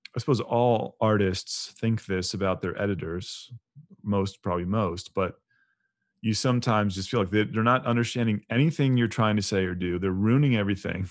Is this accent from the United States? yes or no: yes; United States; I'm an American, Orthodox Christian